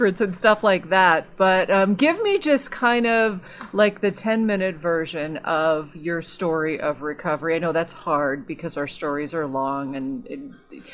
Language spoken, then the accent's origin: English; Alaska, United States; moved away; I grew up in Alaska